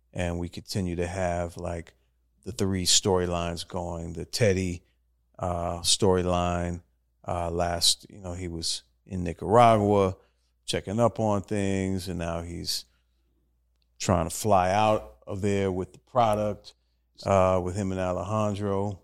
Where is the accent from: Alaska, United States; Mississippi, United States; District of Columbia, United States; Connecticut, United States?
District of Columbia, United States; Washington; my hometown of Washington, D C